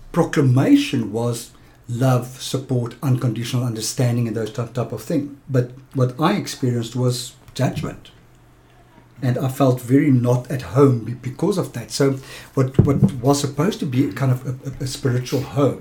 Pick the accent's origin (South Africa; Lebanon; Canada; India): South Africa; Johannesburg, Gauteng; also born or lived in Pretoria; now in Cape Town, South Africa; I grew up in Johannesburg